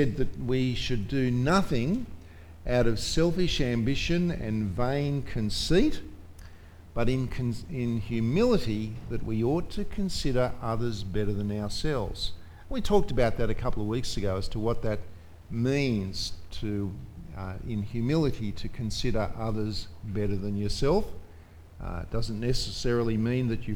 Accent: Australia; as an Australian

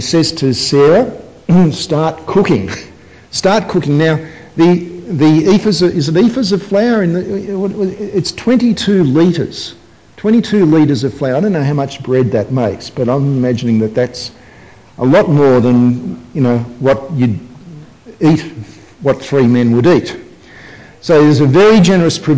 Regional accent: Sydney, New South Wales, Australia; growing up in Sydney, I had friends who were whose families were Middle Eastern families

